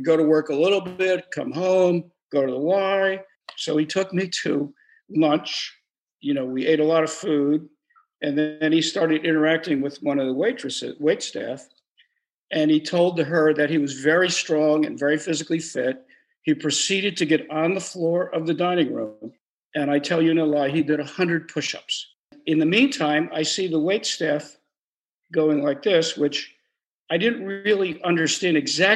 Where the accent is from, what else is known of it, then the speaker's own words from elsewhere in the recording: Trenton, New Jersey, United States; I grew up in Trenton, New Jersey